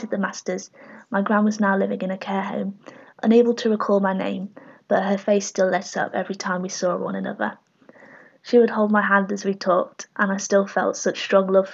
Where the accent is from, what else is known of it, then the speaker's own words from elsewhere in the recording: Sheffield, Yorkshire and the Humber, United Kingdom; also born or lived in Huddersfield, West Yorkshire; I am originally from Huddersfield in West Yorkshire and raised in Sheffield, South Yorkshire, and very proud of it